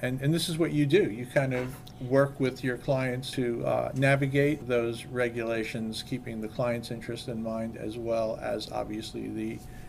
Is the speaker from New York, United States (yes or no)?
yes; New York City, New York, United States; moved away as an adult; also born or lived in Florida / Pacific Northwest; I'm originally from New York City.